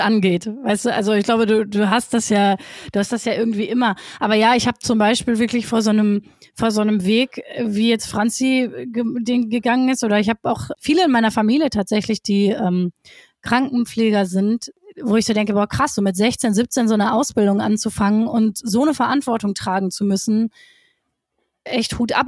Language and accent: German; Essen, North Rhine-Westphalia, Germany; ich komme aus Essen